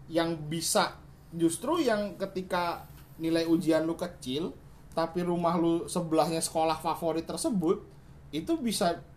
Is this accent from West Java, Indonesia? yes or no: yes; Bogor, West Java, Indonesia; iya, kan gue kan gue itu kan kabupaten Bogor gue itu dari SD memang sekolah di kota Bogor